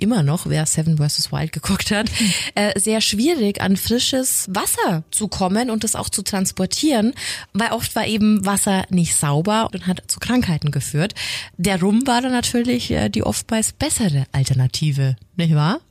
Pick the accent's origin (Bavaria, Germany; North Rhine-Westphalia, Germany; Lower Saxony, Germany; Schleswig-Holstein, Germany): Bavaria, Germany; Franconia; accent: Franconian